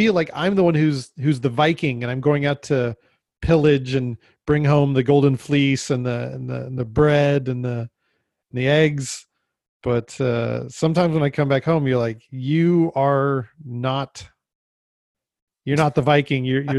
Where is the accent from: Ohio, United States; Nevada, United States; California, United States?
Nevada, United States; Las Vegas; But I came from Vegas, where you could have anything, and you could go out into, it was all Bureau of Land Management